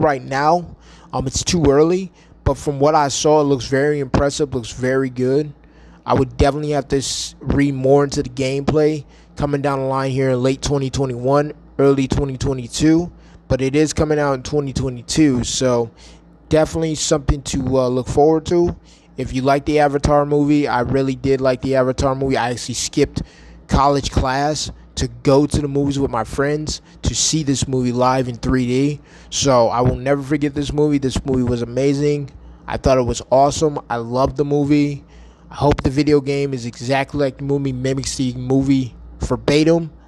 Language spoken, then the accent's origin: English; New York, United States; now in Arizona, United States; going back home to my home state of New York